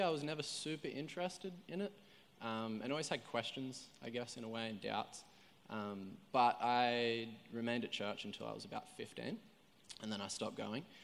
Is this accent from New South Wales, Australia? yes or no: yes; Coffs Harbour, New South Wales, Australia; moved away as an adult; now in Coolangatta, Australia; I grew up down in Coffs Harbour, so it's like three and a half hours south. Um, so I was born down there